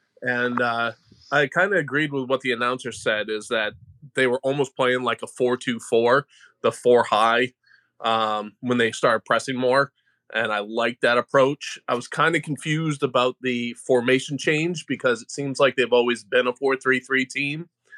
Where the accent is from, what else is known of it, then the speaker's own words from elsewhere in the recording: Calais, Maine, United States; I'm from Calais, Maine.